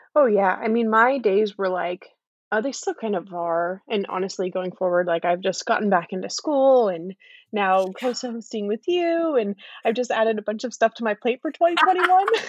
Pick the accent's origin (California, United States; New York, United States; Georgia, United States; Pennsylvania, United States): California, United States; now in North Carolina, United States; I'm from California.